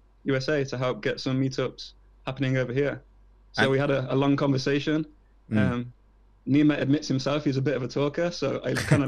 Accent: Coventry, West Midlands, United Kingdom; now in United States; Born and bred in Coventry.

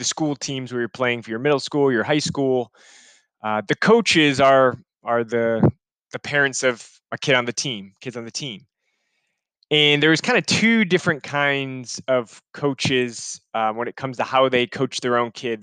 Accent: Chicago, Illinois, United States; I'm from Chicago.

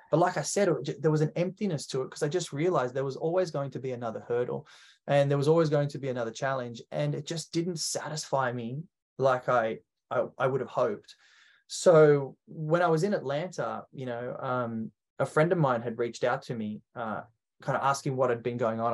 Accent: Australia; how I became an Australian

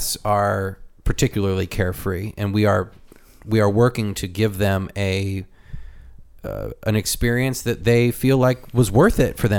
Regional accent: Chicago, Illinois, United States; I'm from Chicago. Well, if you know the history of Chicago and you know all these things about Chicago, you can interlace your way into a discussion.

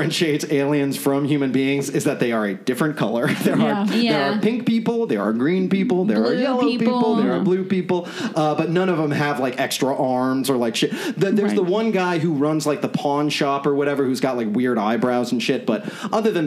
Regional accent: Orlando, Florida, United States; moved away; We are both from Orlando, Florida, originally

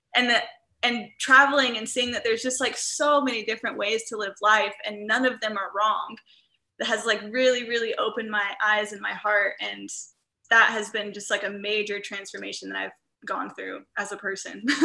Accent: Midwest, United States; growing up in the Midwest where I'm surrounded by cornfields

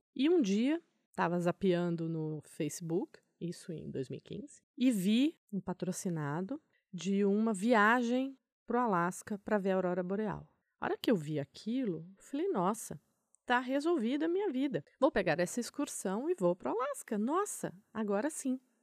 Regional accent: Brazil; eu sou do Brasil

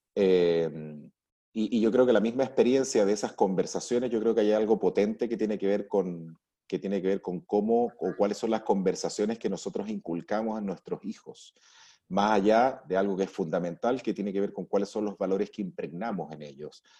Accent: Arica, Arica y Parinacota, Chile; nací en Arica, crecí con mis padres, crecí con mis abuelos, siempre estuve viendo cómo mis abuelos manejaban los negocios en Chile

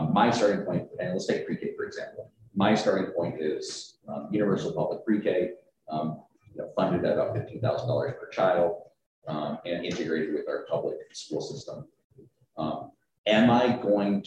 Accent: Tucson, Arizona, United States; I'm the only one born and raised in Tucson

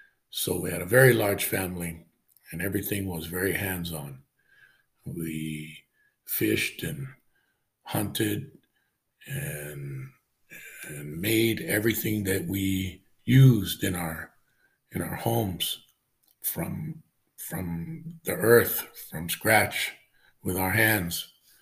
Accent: Waikane, Hawaii, United States; also born or lived in Lakewood, California / Orange County, California; now in California, United States; I was raised in a place on the northeast side of the island called Waikane, and on our property was hundreds of family.

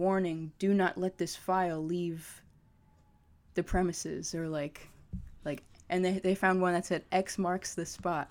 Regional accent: Malverne, New York, United States; I'm from Malvern, New York

